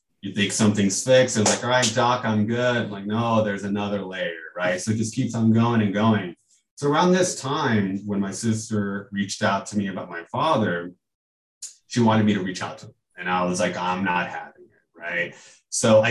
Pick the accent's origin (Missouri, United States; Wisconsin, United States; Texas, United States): Texas, United States; Houston; also born or lived in California; now in Chicago, United States; we moved from California when I was about 7 or 8 to Houston. And I grew up in Houston